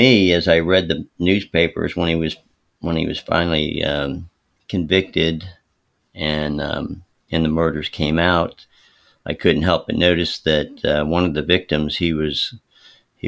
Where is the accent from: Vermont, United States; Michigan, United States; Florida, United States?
Florida, United States; Palm Beach County; I grew up in Palm Beach County in Florida